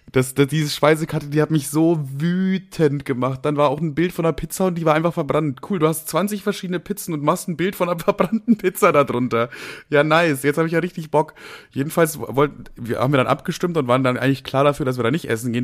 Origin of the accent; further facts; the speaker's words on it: Bavaria, Germany; moved away; ursprünglich aus Bayern